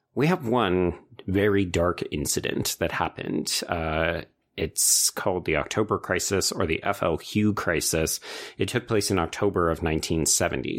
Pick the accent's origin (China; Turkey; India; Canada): Canada